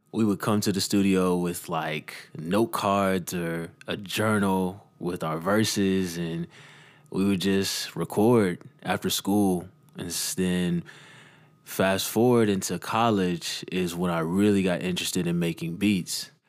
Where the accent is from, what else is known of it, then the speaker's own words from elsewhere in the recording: Dallas, Texas, United States; growing up in Dallas, Texas